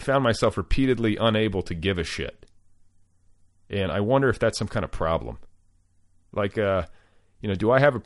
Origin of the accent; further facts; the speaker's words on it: Midwest, United States; growing up in the Midwest